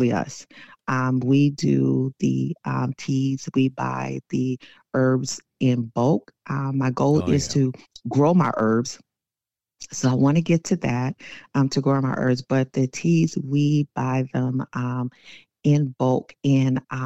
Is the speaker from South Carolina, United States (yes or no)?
yes; South Carolina, United States; now in Temple, Georgia, United States; born and raised in South Carolina